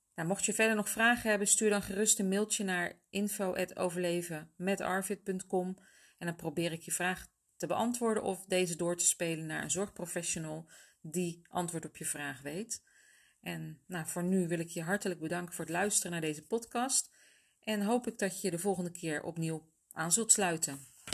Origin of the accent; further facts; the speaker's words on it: Netherlands; Ik kom zelf dan uit Nederland